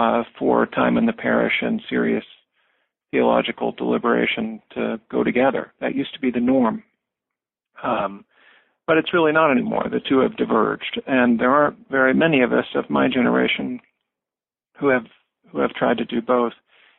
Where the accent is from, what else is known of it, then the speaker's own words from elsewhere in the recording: Springfield, Missouri, United States; I grew up in a small city in southwest Missouri in the Ozarks. I grew up in Springfield.